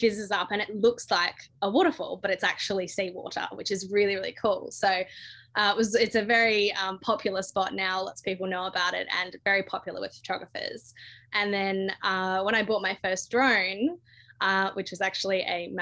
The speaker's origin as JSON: {"language": "English", "region": "Western Australia", "country": "Australia", "tie": "born or raised there", "said": "Western Australia is my home state, and I've just got a really special connection with the down south. I actually live and work in the southwest now"}